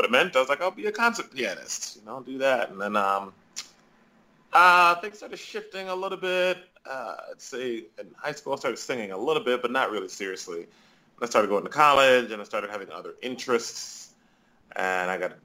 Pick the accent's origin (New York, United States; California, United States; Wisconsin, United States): New York, United States; Rochester; moved away as an adult; now in Chicago, United States; I am born and raised in Rochester, New York